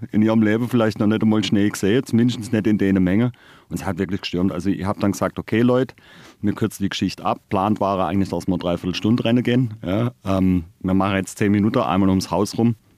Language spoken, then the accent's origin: German; Todtnau, Baden-Württemberg, Germany; now in Freiburg, Germany; gebürtiger Hochschwarzwälder sogar. Ich komme aus Tottenau, ähm, ja, eine kleine Gemeinde am Fuße des Feldbergs